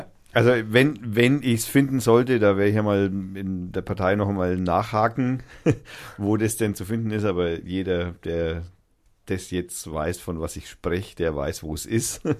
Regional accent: Lauf an der Pegnitz, Bavaria, Germany; dummerweise auch noch aus dem Eck kommt, wo ich herkomme auch. Lauf ja, Denberg, um genau zu sein.

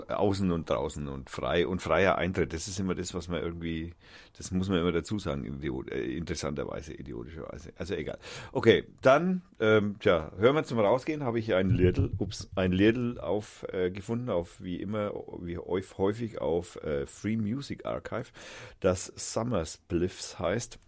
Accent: Nuremberg, Bavaria, Germany; moved away as an adult; now in Fürth, Germany; ich bin ja eigentlich Nürnberger

